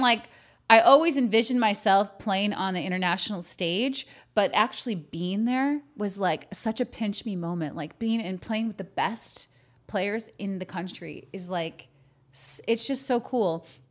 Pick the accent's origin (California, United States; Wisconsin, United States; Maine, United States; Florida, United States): Wisconsin, United States; Green Bay; I grew up in Green Bay